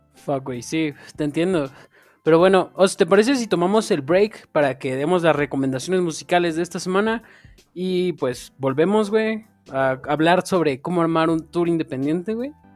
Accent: State of Mexico, Mexico; soy del Estado de México

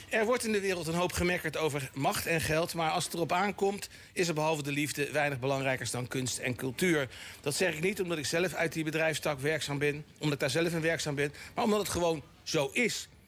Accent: Delft, South Holland, Netherlands; born there; Ik ben in Delft geboren. Ja, dan ben ik toch Hagenees. Ik ben eh, geboren zelf in de kraamkliniek op de Dullerijweg.

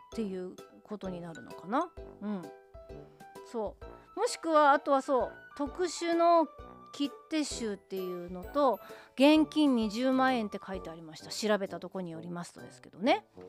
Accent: Hiroshima, Japan; moved away as an adult; also born or lived in Izu, Shizuoka; now in Tokyo, Japan; 18歳までは地元広島で過ごしてましたけれども19歳からは静岡で過ごしていた

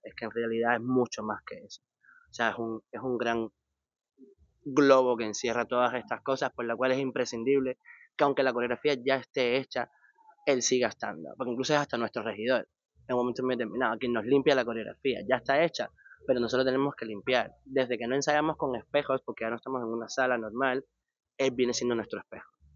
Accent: Cuba; moved away; soy cubano

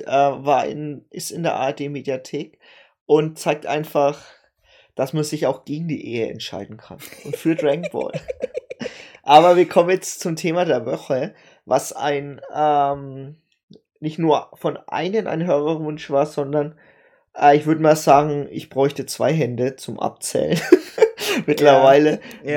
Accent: Germany; bei uns in Deutschland

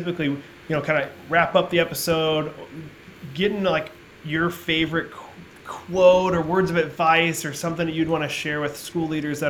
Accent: Alaska, United States; now in South Florida, United States; I grew up in Alaska and was homeschooled my whole life

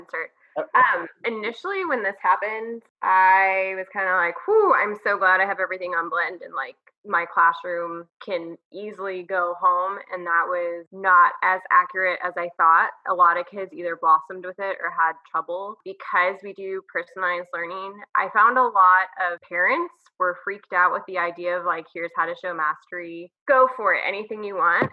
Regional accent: San Antonio, Texas, United States; moved away as an adult; now in Austin, United States; I am a native Texan. I'm from San Antonio.

